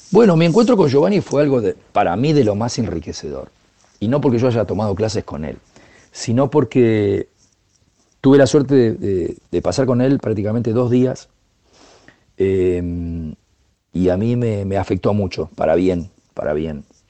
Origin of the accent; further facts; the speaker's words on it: Argentina; soy un percusionista argentino